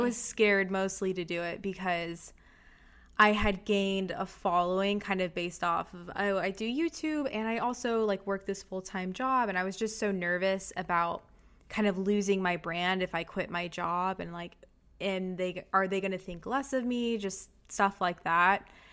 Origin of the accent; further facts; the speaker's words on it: Texas, United States; moved away as an adult; also born or lived in Chicago, United States / New York, United States; I had always lived in Texas my whole life